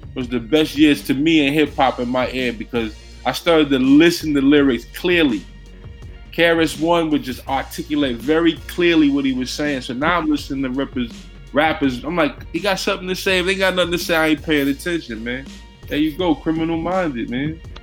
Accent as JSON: {"language": "English", "town": "New York City", "region": "New York", "country": "United States", "said": "I'm from the Bronx"}